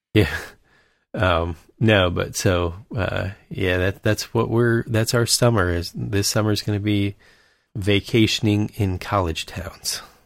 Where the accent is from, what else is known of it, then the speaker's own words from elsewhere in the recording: Michigan, United States; moved away; We're from Michigan.